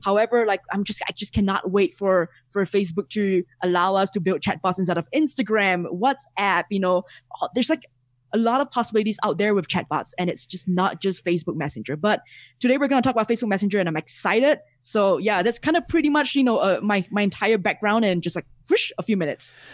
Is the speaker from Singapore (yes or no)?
yes; Singapore; moved away as an adult; now in Mexico; I'm originally from Singapore